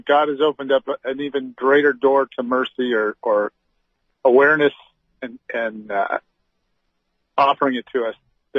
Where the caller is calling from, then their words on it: California, United States; from California. I was on one of your pilgrimages in November last year.